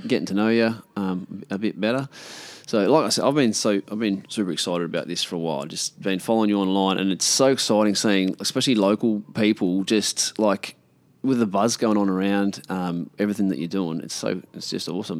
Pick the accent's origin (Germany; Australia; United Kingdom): Australia; Karratha, Western Australia; also born or lived in Perth; now in Port Hedland, Australia; I grew up in Karratha as a kid, um, and then we moved down to Perth